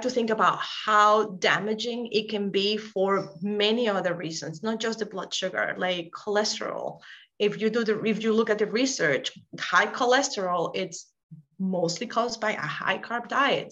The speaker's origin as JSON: {"language": "English", "country": "Venezuela", "tie": "born or raised there", "moved": "as an adult", "lives_now": "Rhode Island, United States", "said": "I'm from Venezuela. We eat rice, beans, arepas, like that's in our daily life."}